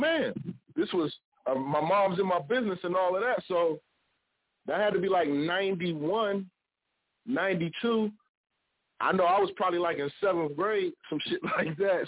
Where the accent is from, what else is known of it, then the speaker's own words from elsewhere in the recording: Ohio, United States; I'm from Ohio